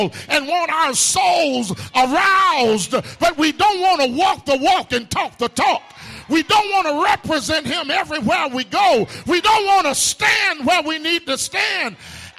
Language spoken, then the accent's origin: English; Tuscaloosa, Alabama, United States; When I was growing up in Beulah Baptist in Tuscaloosa